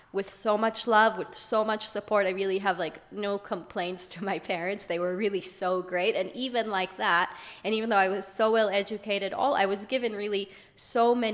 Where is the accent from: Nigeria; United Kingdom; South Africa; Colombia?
United Kingdom; London; I'm from London.